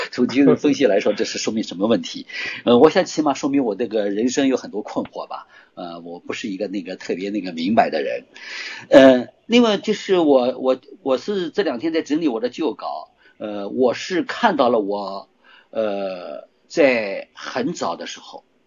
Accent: Shanghai, China; moved away as an adult; 我在上海的时候，因为我是上海人嘛，我从小在上 ，呃，十七岁才离开上海

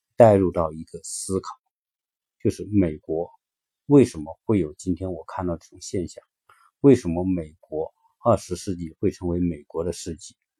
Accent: China; 作为一个中国人

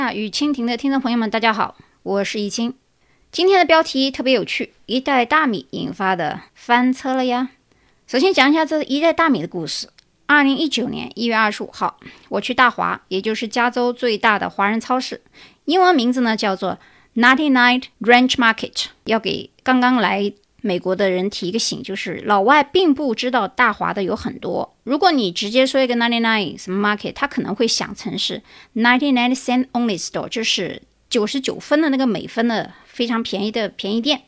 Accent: China; now in United States; 我们中国人

